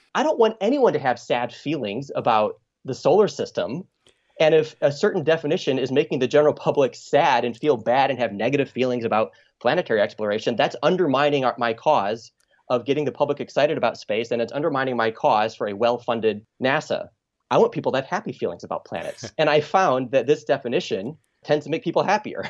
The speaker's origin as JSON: {"language": "English", "region": "Michigan", "country": "United States", "tie": "born or raised there", "said": "as a kid growing up in Michigan"}